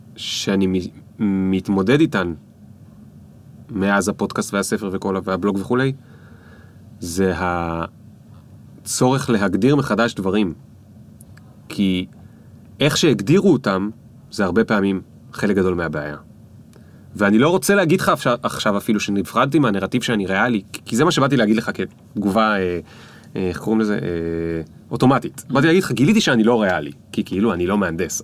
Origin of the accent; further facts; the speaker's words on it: Israel; גדלתי על דרך עכו